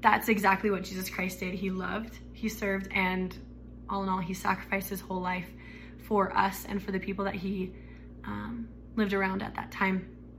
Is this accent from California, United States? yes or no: no; Arizona, United States; I was raised in Arizona.